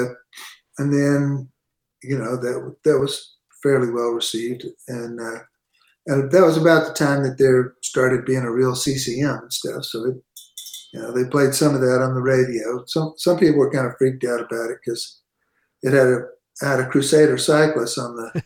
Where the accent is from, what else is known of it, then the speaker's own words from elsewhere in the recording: San Antonio, Texas, United States; growing up in San Antonio, which is where I pretty much grew up